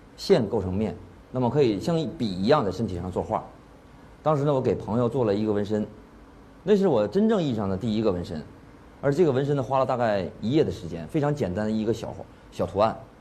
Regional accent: China; 我是中国人

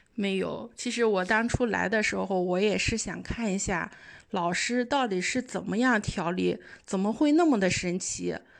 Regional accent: Qingdao, Shandong, China; 我也是来自青岛

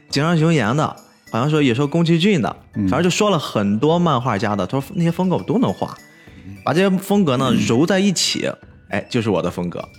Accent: Qingdao, Shandong, China; 我们青岛这边的崂山

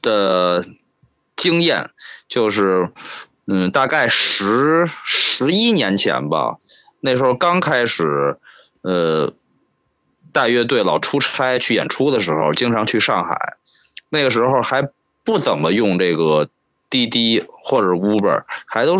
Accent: Shanghai, China; 我一律的回答都是我上海本地的，嗯，我都是这么回答，上海人，嗯，我上海人，

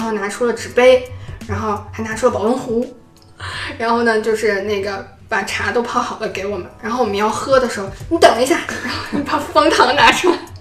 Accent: China; 走过来说你是从中国来的吗？我们说是

